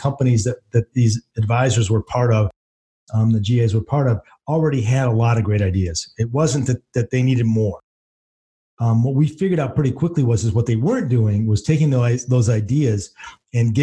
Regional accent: Michigan, United States; moved away as an adult; now in Kentucky, United States; Born and raised in Michigan. And just recently moved down here to Kentucky because I got tired of the winters.

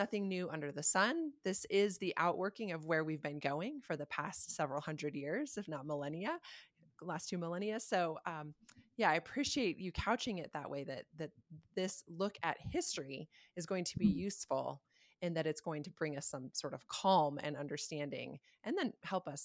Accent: United States; I'm an American

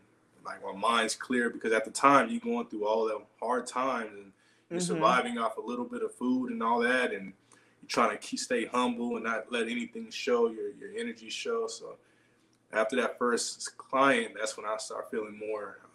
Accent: Inglewood, California, United States; also born or lived in Tulare, California; I'm originally from LA. I was born in Inglewood, but I live near Bakersfield, Fresno area.

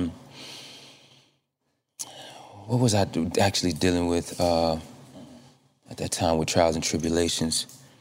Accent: Deerfield Beach, Florida, United States; born or raised there

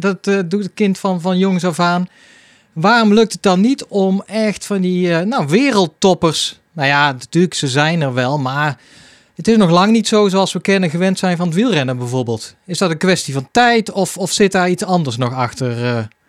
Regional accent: Hilvarenbeek, North Brabant, Netherlands; Hilvarenbeek, mijn geboortedorp

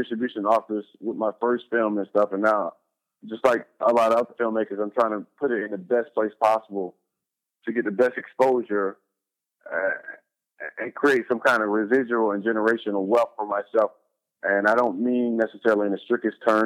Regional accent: Atlanta, Georgia, United States; now in Los Angeles, United States; native, born and raised in Atlanta, Georgia, currently residing in Los Angeles, California

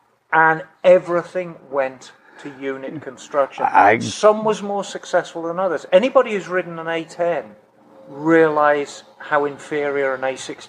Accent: Birmingham, West Midlands, United Kingdom; I am from Birmingham. I'm a true Brummie.

